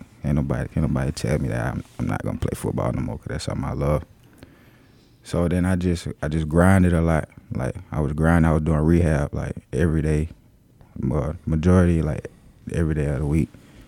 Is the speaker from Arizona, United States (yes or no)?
no; Waynesboro, Georgia, United States